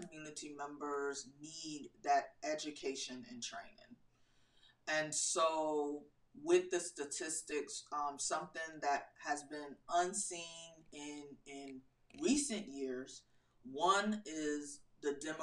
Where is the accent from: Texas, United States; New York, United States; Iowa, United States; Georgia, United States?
New York, United States; New York City; now in North Carolina, United States; Originally, I'm from Queens, New York